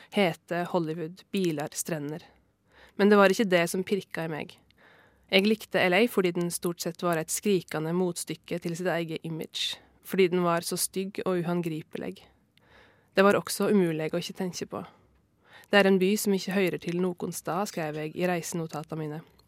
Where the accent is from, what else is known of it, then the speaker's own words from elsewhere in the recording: Norway; jeg er jo eh, fra Norge